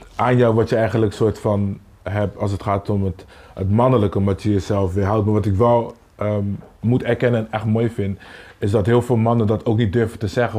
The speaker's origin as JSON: {"language": "Dutch", "town": "Rotterdam", "region": "South Holland", "country": "Netherlands", "tie": "born or raised there", "said": "Ik kom van Kruiskade, dus dan, als je een kleine jongen bent je hebt niet een omgeving waar iemand zegt dat kan je niet doen."}